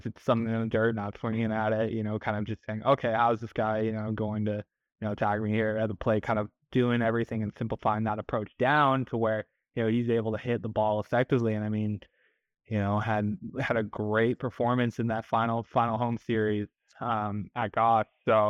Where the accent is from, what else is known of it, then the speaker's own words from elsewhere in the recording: Virginia, United States; or I'm originally from Virginia before coming out here.